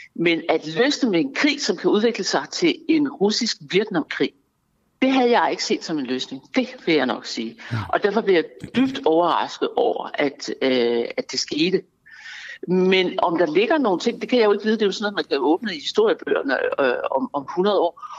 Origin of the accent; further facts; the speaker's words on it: Denmark; jeg er dansker